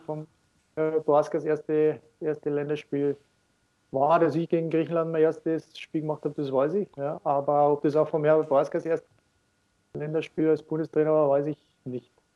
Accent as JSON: {"language": "German", "country": "Austria", "also_born_or_lived": "Munich, Germany", "moved": "as an adult", "said": "als Österreicher"}